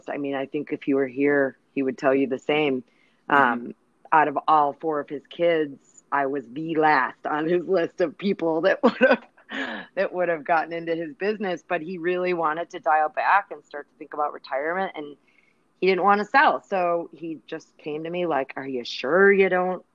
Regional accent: Chicago, Illinois, United States; Born, raised in Chicago, where I still live. I've never left

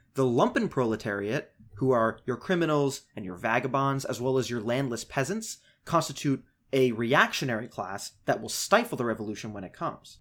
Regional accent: United States; as an American leftist

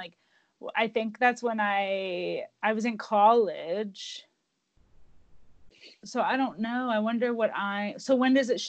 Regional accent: Oklahoma, United States; I grew up in Oklahoma, literally, since I was, like, one.

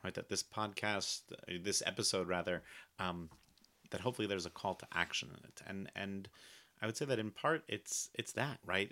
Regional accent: United States; as an American Jew

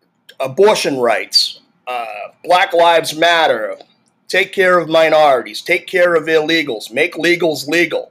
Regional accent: Massachusetts, United States; I'm from Massachusetts

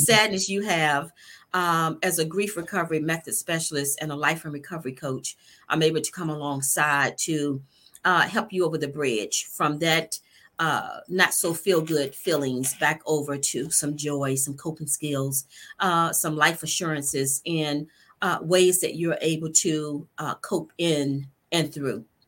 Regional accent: Norfolk, Virginia, United States; also born or lived in Spain; now in Virginia Beach, United States; Born and raised in Norfolk, Virginia

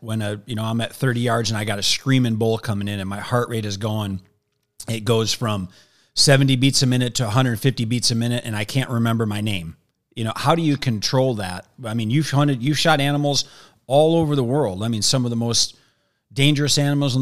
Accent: Wisconsin, United States; moved away as an adult; now in Arizona, United States; I'm from Wisconsin

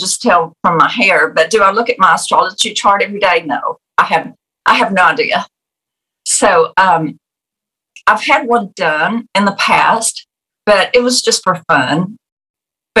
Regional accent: United States; as Americans

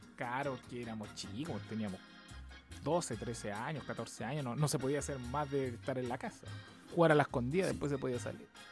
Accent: Chile; Soy chileno

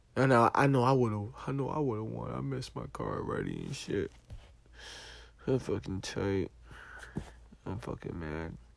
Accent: East Orange, New Jersey, United States; I'm from New Jersey. From East Orange

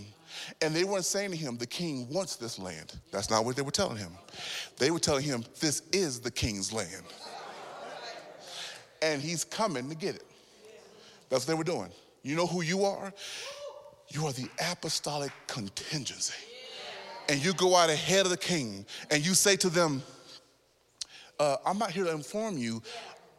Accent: Texas, United States; I'm so Texan

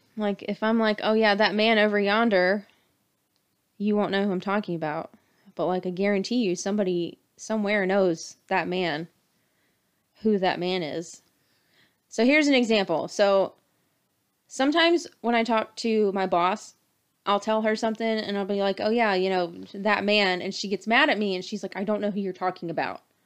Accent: Durham, North Carolina, United States; also born or lived in Charlotte, North Carolina; I've lived in Charlotte almost twelve years. And I'm not from here. I'm from Durham.

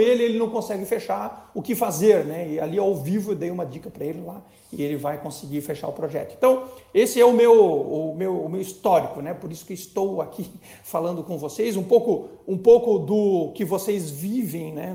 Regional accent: Blumenau, Santa Catarina, Brazil; Eu sou de Blumenau, Santa Catarina

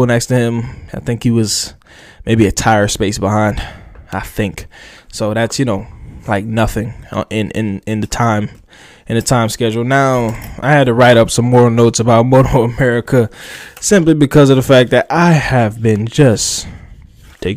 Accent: New Jersey, United States; moved away; I am from New Jersey. I mean, I'm not there no more, but I am from there

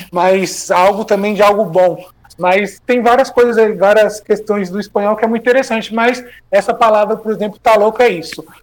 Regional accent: Santana de Parnaíba, São Paulo, Brazil; now in Montevideo, Uruguay; desde quando eu estava aí em São Paulo, eu sou de Santana de Parnaíba, né? Na região metropolitana.

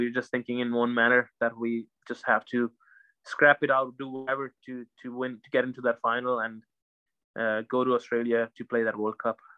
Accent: Ireland; for us as Irish cricketers, it's it's a, it's a huge like huge thing

